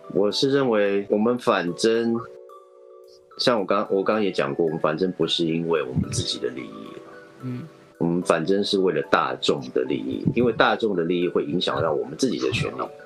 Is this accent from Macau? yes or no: no; United States; now in Taiwan; 像我是美民，美，美国长大的嗯。我受过教育，我受过美国教育跟他们的文化洗礼